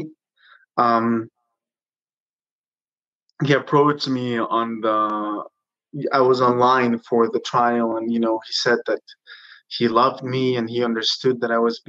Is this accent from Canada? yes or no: no; Mexico; moved away; I come from Mexico.